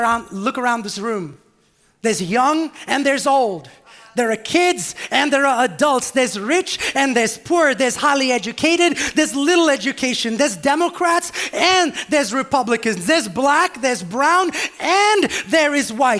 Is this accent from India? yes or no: yes; India; moved away; I grew up on what in India was the mats of the church, not even pews, not even chairs.